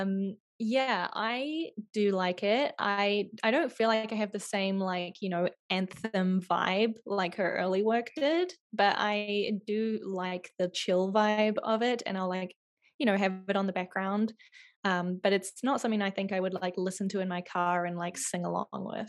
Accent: New Zealand; moved away; I grew up in New Zealand

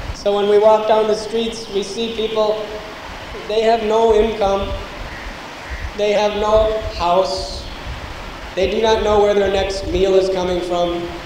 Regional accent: United States; I'm coming from the United States of America. I was born and raised there.

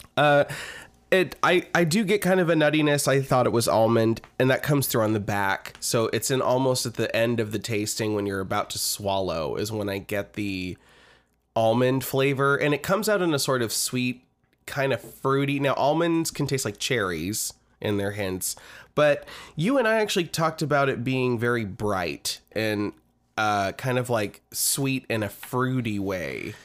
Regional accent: Lincoln, Nebraska, United States; our hometown is Lincoln, Nebraska

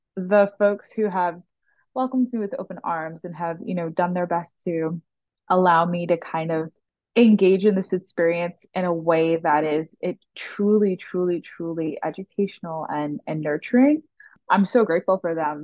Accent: New York City, New York, United States; growing up in the Bronx

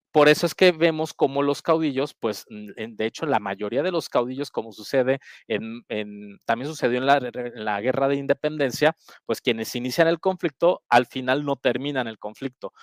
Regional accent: Mexico; nosotros como mexicanas y mexicanos

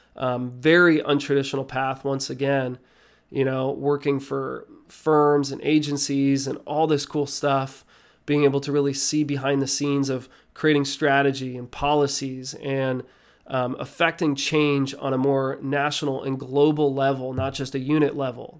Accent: Nazareth, Pennsylvania, United States; I was born and raised in Nazareth, Pennsylvania.

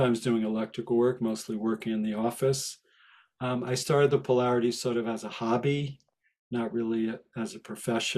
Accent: Rye Brook, New York, United States; moved away as an adult; also born or lived in Longmont, Colorado; my next door neighbor growing up in Westchester

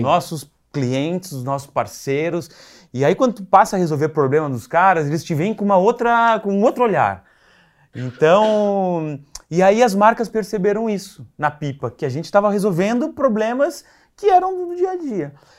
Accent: Rio Grande, Rio Grande do Sul, Brazil; moved away as an adult; now in São Paulo, Brazil; eu sou de Rio Grande, é, no interior lá do Rio Grande do Sul, penúltima cidade do mapa

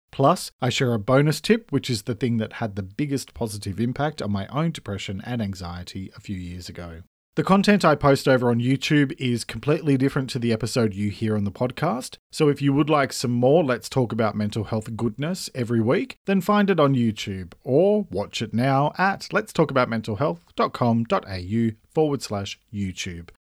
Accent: Australia; I'm an Australian writer

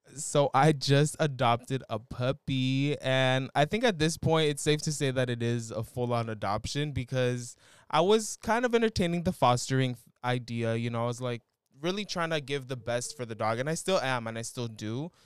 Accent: San Rafael, California, United States; my hometown, San Rafael

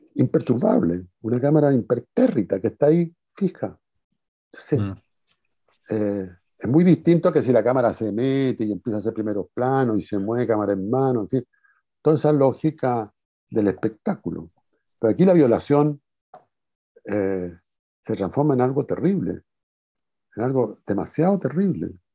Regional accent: Chile; Como buen chileno

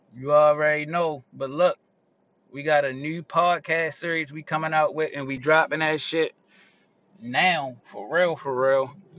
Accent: Baltimore, Maryland, United States; 20 year West Side residence. I'm definitely from the West Side of Baltimore.

